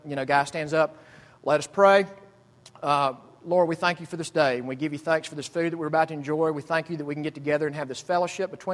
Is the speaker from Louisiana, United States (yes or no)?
no; Jackson, Mississippi, United States; now in Greenville, United States; my hometown, Jackson, Mississippi